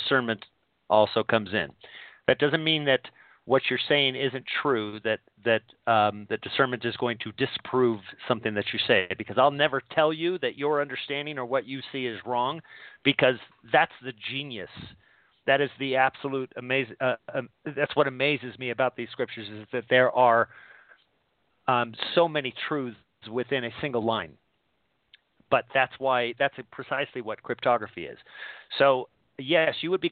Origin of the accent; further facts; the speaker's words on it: San Bernardino, California, United States; I was born in San Bernardino